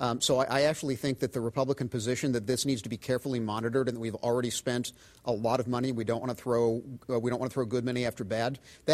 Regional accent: Florida, United States; now in Minnesota, United States; So I grew up in Florida, which is a very odd state

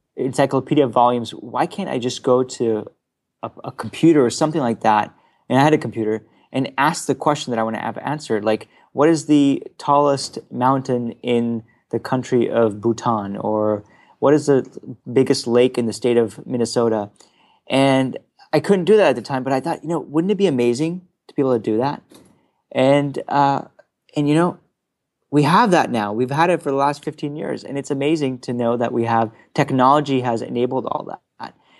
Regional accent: Frankfurt, Hesse, Germany; now in Palo Alto, United States; as a child, uh, growing up in Frankfurt, Germany

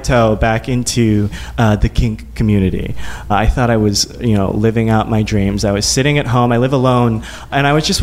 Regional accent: Midwest, United States; growing up in the Midwest, in a very evangelical Christian home

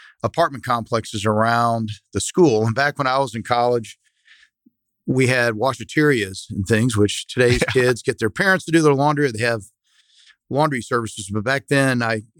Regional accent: Dallas, Texas, United States; I'm from Dallas. I grew up in Highland Park, went to Highland Park High School

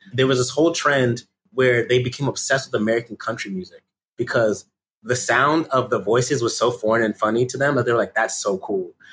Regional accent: Connecticut, United States; I, am from Connecticut

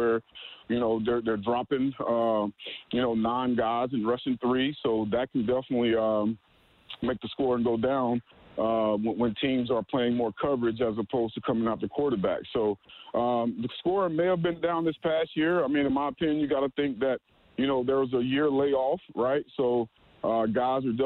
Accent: the South, United States; we're both from the South

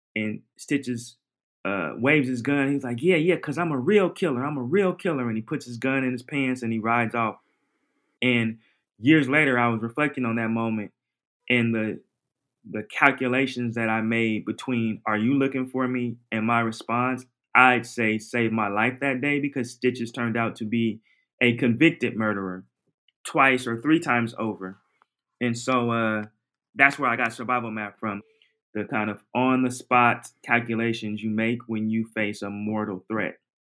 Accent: Portland, Oregon, United States; moved away; I'm from Oregon, Portland, Oregon in my teens and early 20s

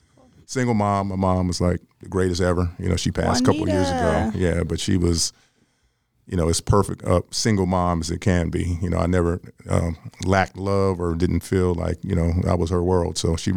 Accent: Los Angeles, California, United States; is born and raised in L.A., believe it or not, one of the few. Born here, raised in Los Angeles. I left for a little while to go to school and, you know, some career stuff. But local from Los Angeles, Westchester High School, graduated in 1980.

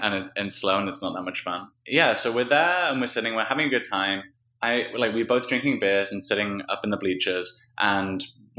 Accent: United Kingdom; we're British.

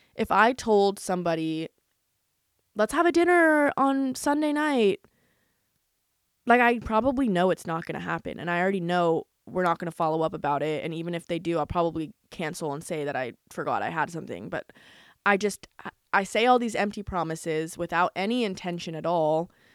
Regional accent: United States; now in Los Angeles, United States; Growing up in America, especially living in L

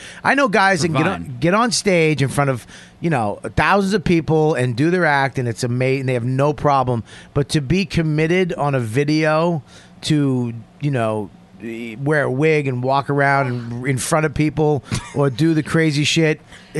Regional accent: Dorchester, Massachusetts, United States; I'm fucking joking, dude. I'm from Dorchester.

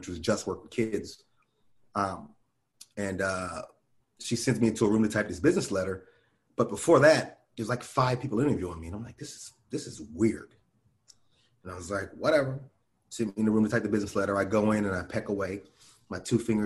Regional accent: Santa Monica, California, United States; also born or lived in Conyers, Georgia / Inglewood, California / Miami / Austin; I'm from California, and I'm always going to be in California. This is where I was raised here

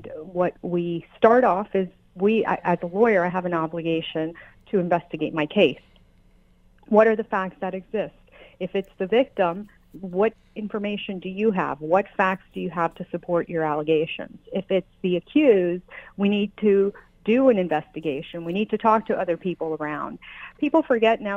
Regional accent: United States; also born or lived in Colombia; have been blessed to be here since I was 2 years old. I don't know any other country as my country where I've grown up.

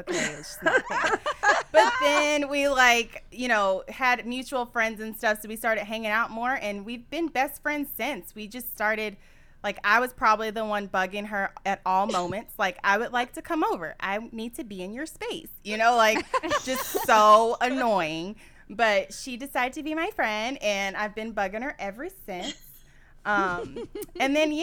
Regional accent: Austin, Texas, United States; also born or lived in Los Angeles; I come from Austin

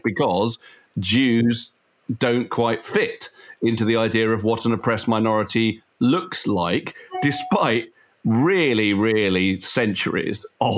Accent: United Kingdom; It's racist to assume that I, as a British Jew, have any real kind of more emotional connection with a place

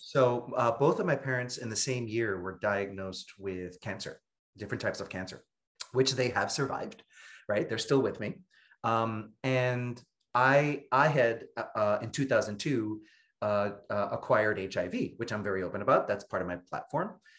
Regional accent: New York City, New York, United States; I'm born and raised in Brooklyn, New York

